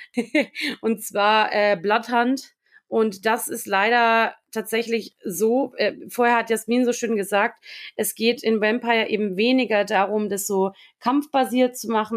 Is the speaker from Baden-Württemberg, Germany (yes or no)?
no; Lower Bavaria, Germany; ich komme ursprünglich aus Niederbayern, wirklich dort aus der Stadt, aus der ich komme